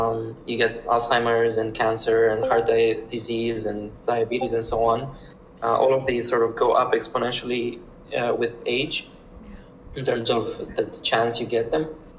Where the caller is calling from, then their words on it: Berlin, Germany; Currently, I'm in Berlin. I'm at a co-working space called Full Node.